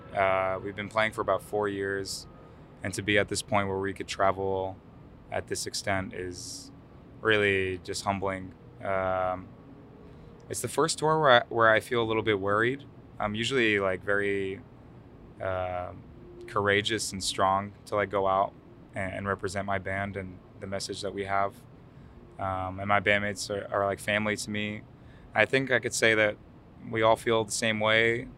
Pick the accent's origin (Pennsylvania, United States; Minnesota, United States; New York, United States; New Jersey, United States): New York, United States; Yonkers; first language Arabic; English is a second language; also born or lived in Lebanon / Brooklyn, New York; I'm from New York, originally Yonkers, New York.